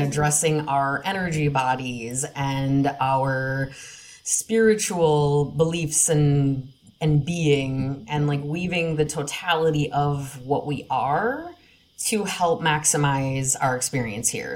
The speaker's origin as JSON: {"language": "English", "region": "Wisconsin", "country": "United States", "tie": "born or raised there", "moved": "yes", "lives_now": "Minnesota, United States", "said": "I grew up in Wisconsin"}